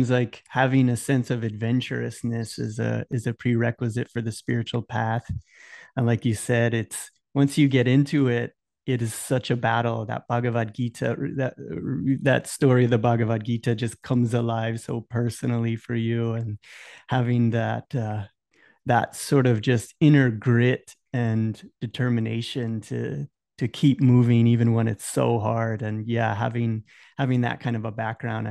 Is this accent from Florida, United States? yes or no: yes; Tampa, Florida, United States; I'm here from Tampa.